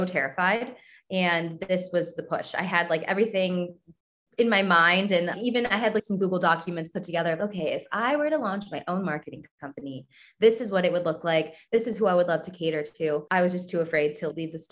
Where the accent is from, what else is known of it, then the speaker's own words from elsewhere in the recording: Cleveland, Ohio, United States; I grew up in Cleveland.